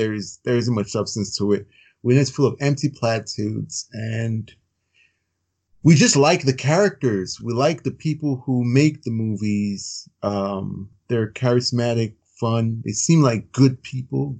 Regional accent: Chicago, Indiana, Midwest, United States; also born or lived in Virginia; I grew up in the Midwest, Chicago, Indiana

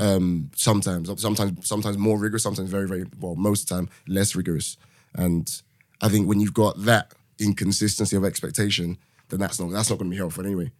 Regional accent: London, United Kingdom; moved away as an adult; now in Manchester, United Kingdom; born and raised in London, currently living in Manchester

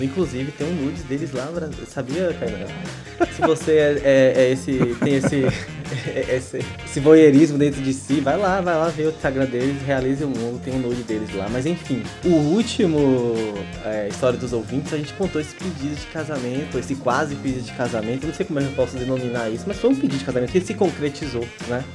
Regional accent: Bahia, Brazil; eu sou baiano

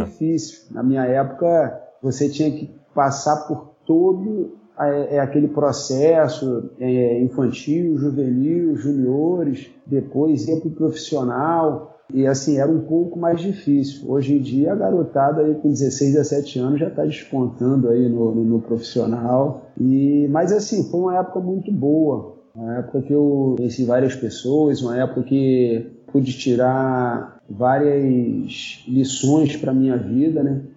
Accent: Nova Iguaçu, Rio de Janeiro, Brazil; sou nascido e criado aqui em Nova Iguaçu

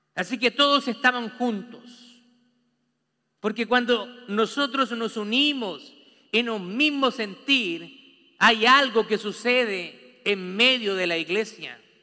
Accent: Chile; now in United States; Nosotros, allá en Chile, usted sabe que yo soy chileno

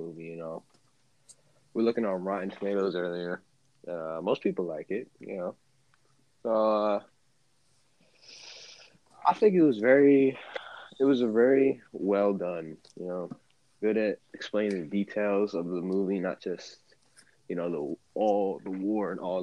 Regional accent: United States; I'm an American

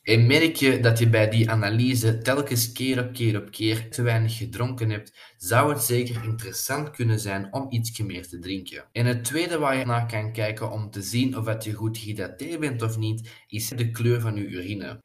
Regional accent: Flanders, Belgium; wij als Belgen en als Vlamingen

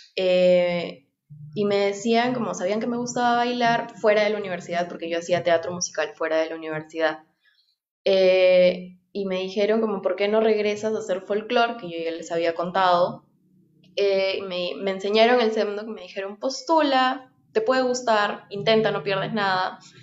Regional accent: Nazca, Ica, Peru; moved away; yo crecí, o sea, nací crecí en Nazca, en Ica

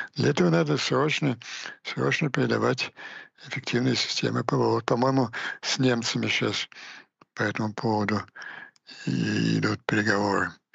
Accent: Ukraine; просто как украинец

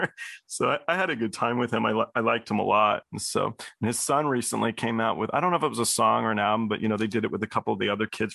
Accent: Cambridge, East of England, United Kingdom; moved away; I was born in Cambridge, England

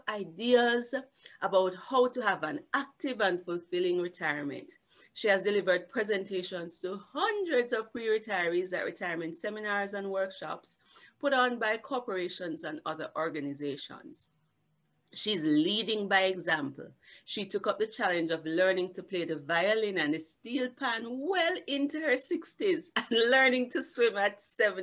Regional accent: Jamaica; I'm Jamaican

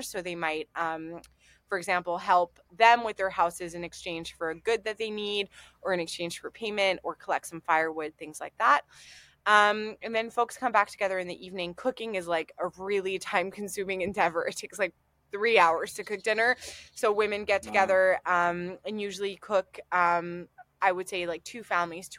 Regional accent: Montreal, Quebec, Canada; now in Durham, United Kingdom; where I grew up in Montreal, we lived in townhouses

